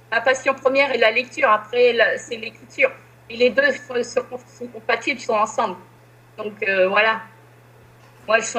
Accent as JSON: {"language": "French", "region": "Normandy", "country": "France", "said": "Ah oui, oui, je suis une pure Normande."}